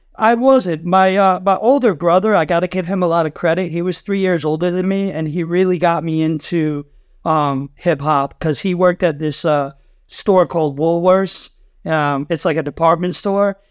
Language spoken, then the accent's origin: English; Rhode Island, United States; moved away as an adult; also born or lived in San Diego; now in New York, United States; I grew up in Rhode Island, which is the ocean state